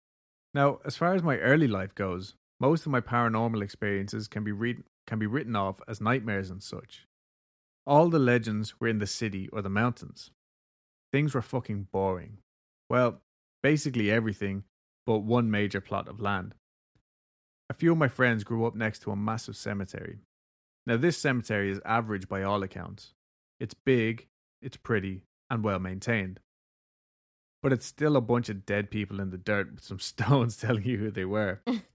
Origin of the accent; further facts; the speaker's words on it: Colorado, United States; growing up in Colorado was a good time. We don't have nearly the amount of history packed into places on the East Coast, so our ghost legends are few, far between, and new-ish.